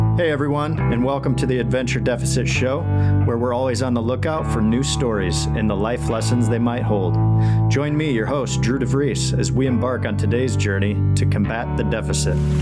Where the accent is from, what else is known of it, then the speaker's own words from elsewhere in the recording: Michigan, United States; my home state of Michigan